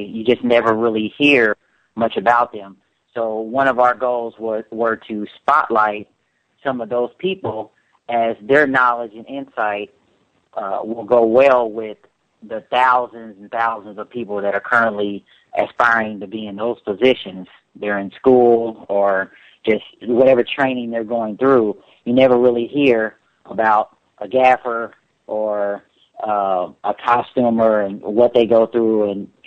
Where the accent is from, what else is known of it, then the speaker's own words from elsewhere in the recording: Indianapolis, Indiana, United States; moved away; also born or lived in Dallas, Texas / Los Angeles; I am actually from Indianapolis, Indiana